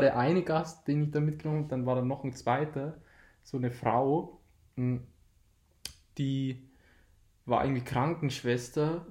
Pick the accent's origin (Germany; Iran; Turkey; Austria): Germany; Deggendorf, Bavaria; wir kommen aus Deckendorf